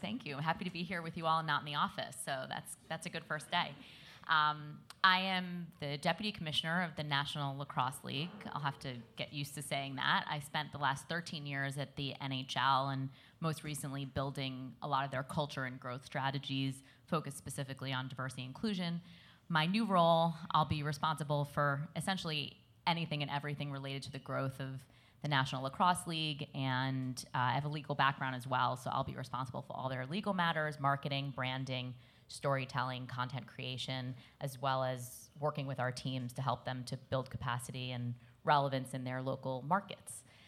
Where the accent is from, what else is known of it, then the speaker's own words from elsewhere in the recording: New York City, New York, United States; I grew up in Brooklyn, which is melting pot of the world